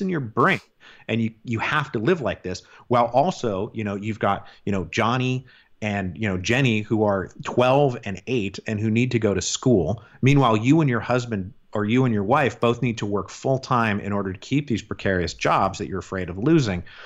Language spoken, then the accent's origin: English; Seattle, Washington, United States; moved away; also born or lived in Portland / Vancouver, Canada; I'm from Seattle originally. I don't live there anymore.